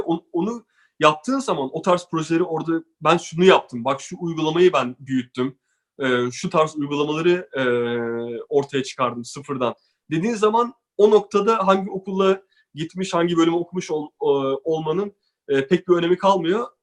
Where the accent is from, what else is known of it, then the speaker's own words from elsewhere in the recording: Turkey; moved away; biz Türkler olarak